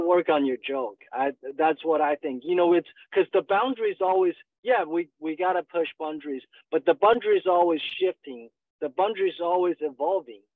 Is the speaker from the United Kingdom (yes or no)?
no; China; moved away as an adult; also born or lived in Northwest China / southern China / Montgomery, Alabama / Atlanta; now in Dallas, United States; I was born and raised in China